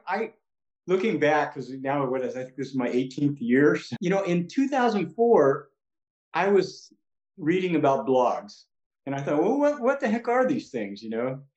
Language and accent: English; San Diego, California, United States; now in Orange County, United States; I grew up in San Diego, but I've lived in Orange County for a long time.